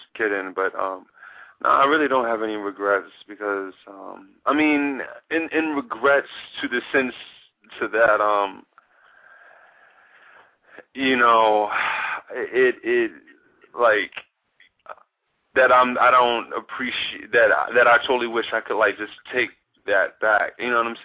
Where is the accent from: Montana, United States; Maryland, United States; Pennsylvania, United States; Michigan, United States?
Maryland, United States; Baltimore; also born or lived in Atlanta, Georgia, United States; I grew up in Baltimore.